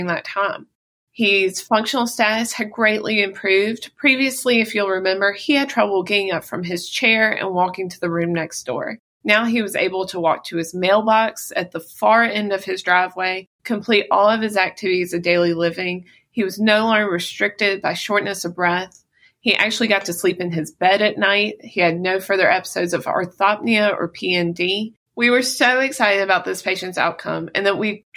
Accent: Mississippi, United States; I was born and raised in Mississippi

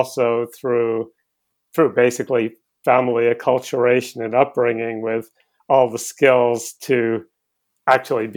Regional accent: Cambridge, East of England, United Kingdom; I was born in Cambridge in England in 1960

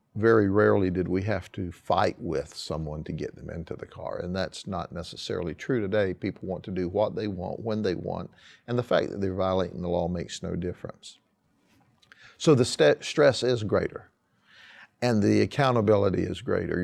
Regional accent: Lakeland, Florida, United States; I was born and raised in Polk County and specifically in Lakeland

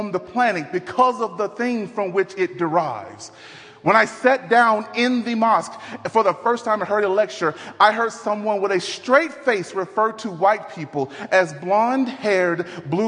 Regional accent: Dallas, Texas, United States; now in Denver, United States; I'm from Dallas, Texas. Born and raised in Dallas

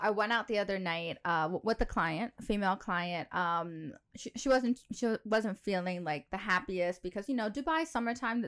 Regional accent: New York, United States; moved away as an adult; now in United Arab Emirates; I'm from New York

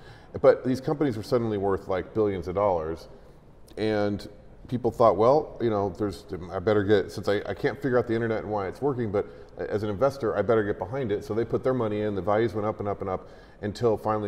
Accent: United States; As an American

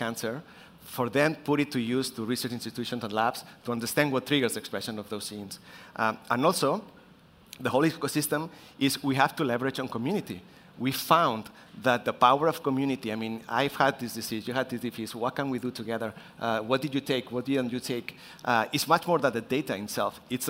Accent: Barcelona, Catalonia, Spain; I'm from Spain, in Barcelona

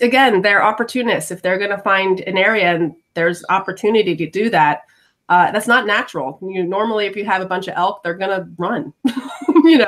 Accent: New York, United States; growing up in New York

